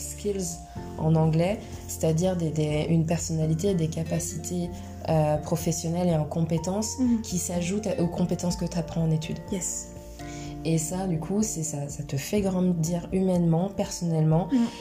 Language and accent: French; Poitiers, Nouvelle-Aquitaine, France; also born or lived in Tours / Miami; J'ai grandi à Poitiers, je suis née à Poitiers